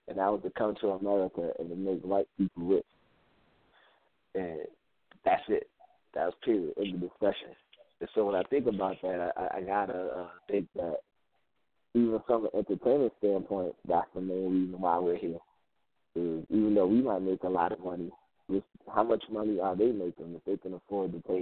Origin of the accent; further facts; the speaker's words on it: New Jersey, United States; I grew up in New Jersey, and everywhere I went, there was a bodega